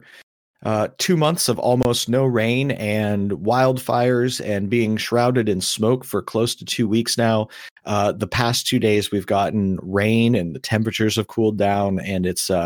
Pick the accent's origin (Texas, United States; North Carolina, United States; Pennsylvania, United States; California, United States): Pennsylvania, United States; Erie; Yeah. I grew up in Erie, Pennsylvania, which is annually one of the snowiest cities in the country.